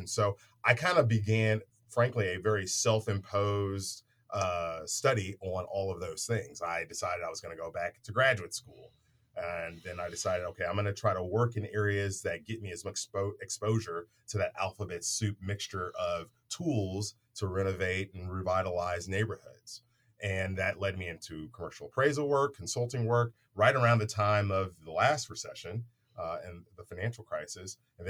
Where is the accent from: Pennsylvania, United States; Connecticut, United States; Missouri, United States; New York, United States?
Missouri, United States; St. Louis; now in Kansas City, United States; So I'm originally from St. Louis. So I grew up on the wrong side, I guess, of the state, depending upon who's going to be listening to this. And came to Kansas City back in the early aughts.